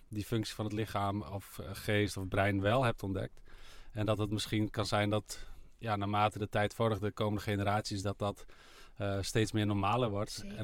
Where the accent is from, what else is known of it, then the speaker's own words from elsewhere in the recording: Friesland, Netherlands; ik ben Fries